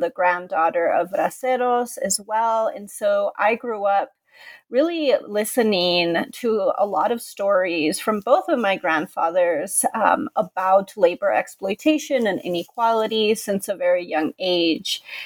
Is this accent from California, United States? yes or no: yes; Contra Costa County, California, United States; I'm originally from California. I grew up in the Far East Bay in Contra Costa County